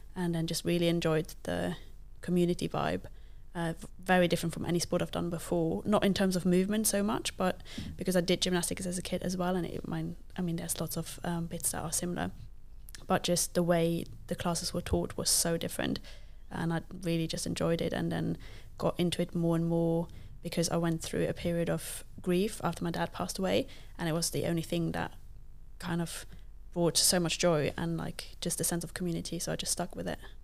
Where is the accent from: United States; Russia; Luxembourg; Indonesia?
Luxembourg; first language Luxembourgish; English is a second language; now in United Kingdom; I did not grow up in the U K. Um, I'm from Luxembourg, which is, like, one of the smallest countries in the world. And I grew up speaking a language that not very many people speak